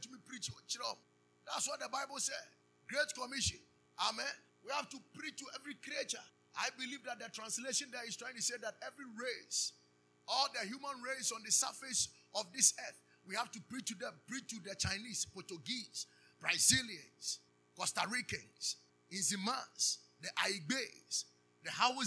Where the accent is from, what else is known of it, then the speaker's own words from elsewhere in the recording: Ghana; we told him we are from Ghana